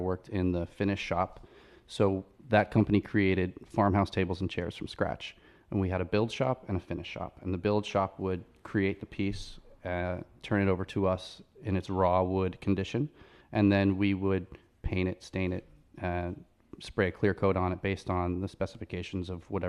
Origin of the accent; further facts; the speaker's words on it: Long Island, New York, United States; moved away as an adult; also born or lived in Manhattan, New York; now in Charleston, United States; I'm from Long Island.